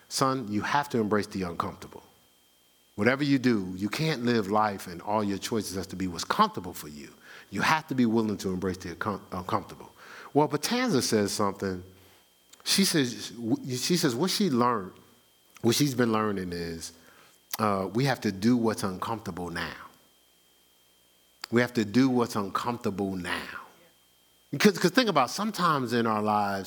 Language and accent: English; New Jersey, United States; I'm from New Jersey.